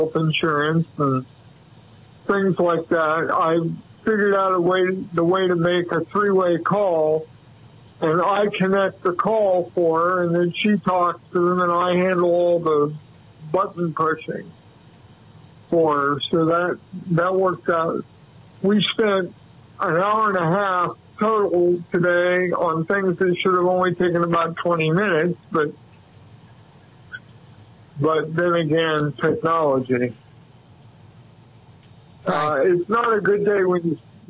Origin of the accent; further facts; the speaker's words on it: Muncie, Indiana, United States; now in San Diego, United States; When I was growing up in Muncie, Indiana